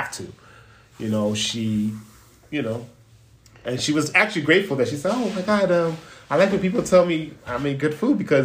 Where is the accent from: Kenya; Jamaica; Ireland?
Jamaica; I'm Jamaican